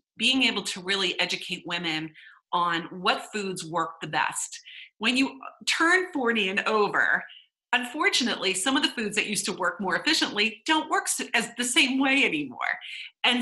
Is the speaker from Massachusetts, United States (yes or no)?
yes; Boston, Massachusetts, United States; We're from Boston